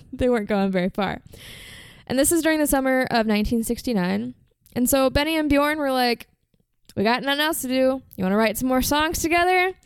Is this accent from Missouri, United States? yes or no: no; Virginia, United States; I'm American and I'm from Virginia and that's just how we say it.